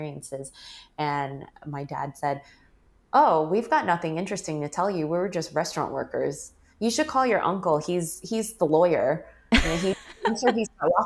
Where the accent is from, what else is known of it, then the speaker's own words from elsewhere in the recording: United States; growing up, there was always the sense of I don't really belong in America because people look at me and they don't think I'm American